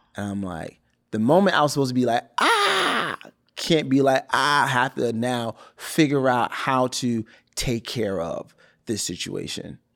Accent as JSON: {"language": "English", "town": "Brockton", "region": "Massachusetts", "country": "United States", "tie": "born or raised there", "moved": "as an adult", "lives_now": "Los Angeles, United States", "said": "I shot in my hometown. I shot in Brockton"}